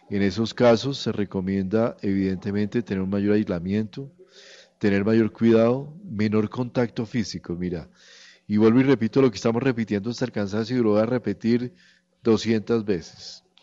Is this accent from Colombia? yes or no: yes; Colombia; somos el país bailador del mundo, nosotros bailamos agarrados todo el tiempo, entonces somos los colombianos.